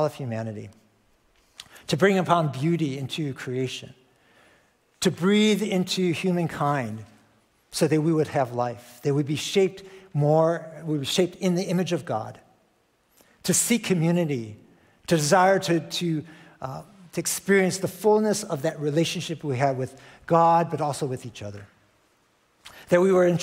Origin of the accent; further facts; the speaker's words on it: Chicago, Illinois, United States; moved away; Chicago, which is my hometown